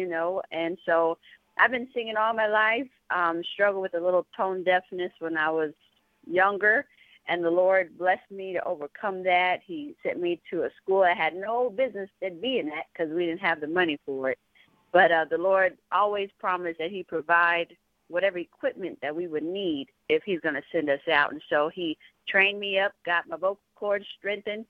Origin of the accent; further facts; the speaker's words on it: San Antonio, Texas, United States; I'm from San Antonio, Texas